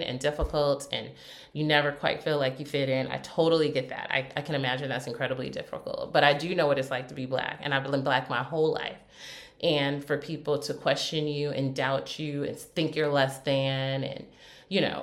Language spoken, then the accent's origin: English; United States; as an American